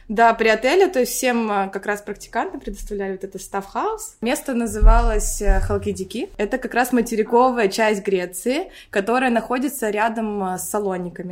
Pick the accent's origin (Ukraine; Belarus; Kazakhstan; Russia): Russia; Rybinsk, Yaroslavl Oblast; moved away as an adult; also born or lived in Moscow, Russia; now in Cyprus; Я родилась в Рыбинске. Это город под э, Ярославлем